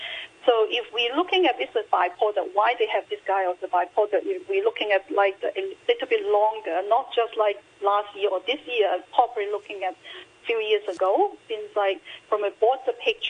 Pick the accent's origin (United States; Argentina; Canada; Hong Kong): Hong Kong; moved away as an adult; now in Sydney, Australia; I feel much closer to Hong Kong and my hometown right now. So my experience, because I came to Australia for my study many years ago, long time ago